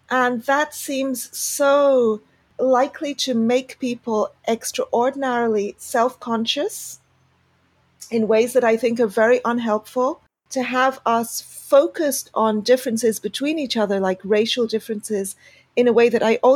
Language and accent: English; Pakistan; also born or lived in United Kingdom; now in Argentina; I am a double immigrant, I guess. So I immigrated from Pakistan to the UK, and now I live in Argentina.